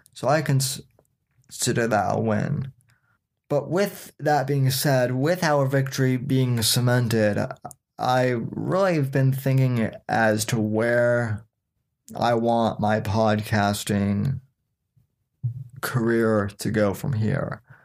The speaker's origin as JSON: {"language": "English", "town": "Denver", "region": "Colorado", "country": "United States", "tie": "born or raised there", "moved": "as an adult", "lives_now": "Florida, United States", "said": "I was born and raised in Denver, Colorado, and lived there pretty much my whole entire life until the age of eighteen"}